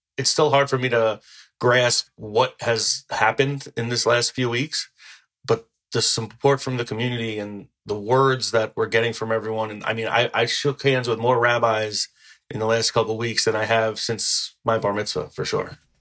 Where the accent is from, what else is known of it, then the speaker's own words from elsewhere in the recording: New Rochelle, New York, United States; I grew up in New Rochelle and it's a very large city